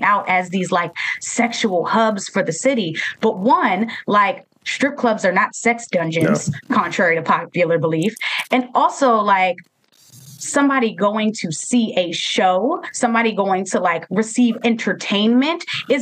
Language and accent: English; Baltimore, Maryland, United States; Baltimore is my hometown and I love it dearly